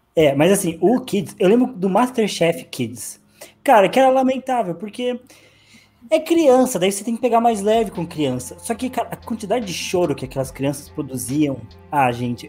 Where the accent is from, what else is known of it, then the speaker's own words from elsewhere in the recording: Brazil; sendo brasileiro